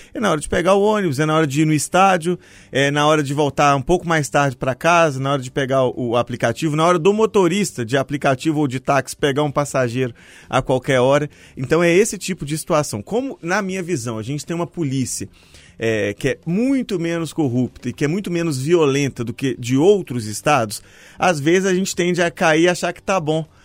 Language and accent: Portuguese; Mariana, Minas Gerais, Brazil; now in Belo Horizonte, Brazil; eu sou de Mariana